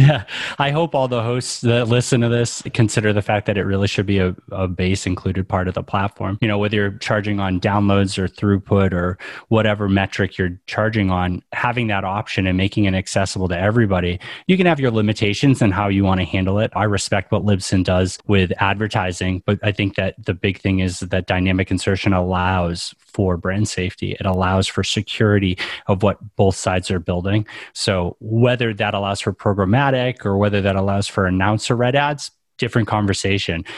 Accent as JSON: {"language": "English", "region": "New England", "country": "United States", "tie": "born or raised there", "said": "I grew up in New England"}